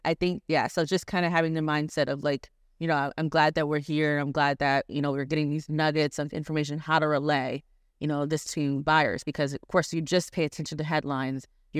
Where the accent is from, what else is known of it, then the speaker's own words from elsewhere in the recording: Baltimore County, Maryland, United States; moved away as an adult; now in Philadelphia, United States; Baltimore County.